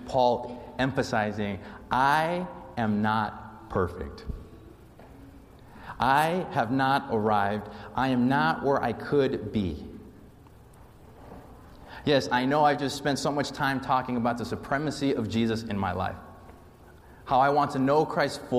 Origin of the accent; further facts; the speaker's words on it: Las Vegas, Nevada, United States; moved away; The church I grew up in Las Vegas